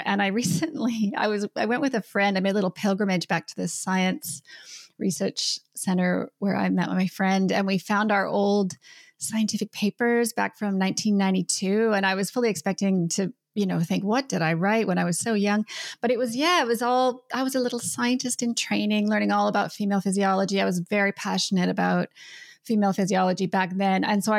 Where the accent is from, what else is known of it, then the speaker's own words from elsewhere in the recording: Canada; now in New Zealand; I'm Canadian.